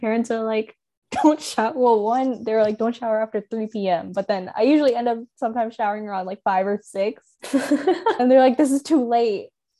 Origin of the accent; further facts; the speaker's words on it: North India, India; I'm from North India, so, right, so